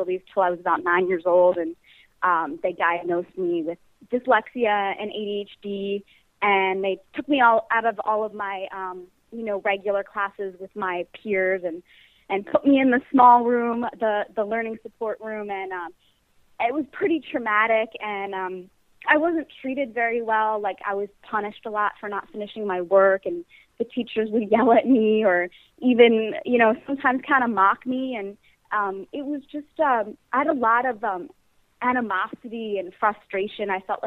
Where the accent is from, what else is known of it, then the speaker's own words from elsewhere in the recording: Bucks County, outside Philadelphia, Pennsylvania, United States; moved away as an adult; also born or lived in New York City, United States; now in Los Angeles, United States; I'm a Philly native, born and raised actually in the suburbs, about an hour outside of Philly, in Bucks County